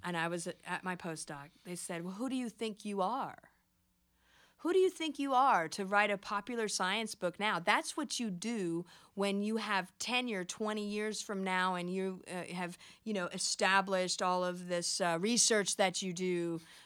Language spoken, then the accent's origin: English; United States; I'm American